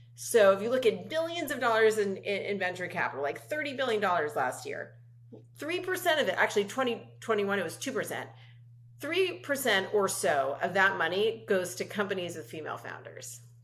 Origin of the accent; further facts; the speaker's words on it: Los Angeles, California, United States; I grew up in Los Angeles with a hugely supportive family